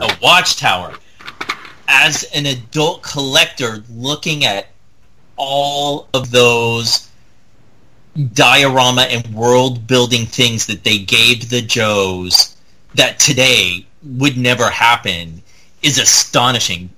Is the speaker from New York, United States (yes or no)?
no; Indiana, United States; where I grew up in Indiana